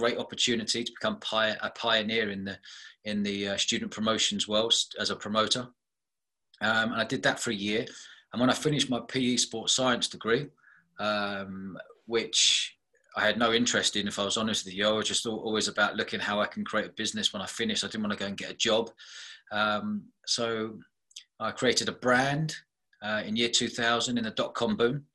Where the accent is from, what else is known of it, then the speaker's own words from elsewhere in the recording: London, United Kingdom; I grew up above pubs in London as a young kid